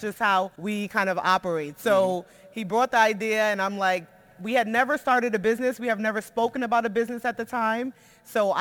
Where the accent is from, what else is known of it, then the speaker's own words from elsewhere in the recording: New York City, New York, United States; moved away; We're from Brooklyn, New York, the projects. We grew up there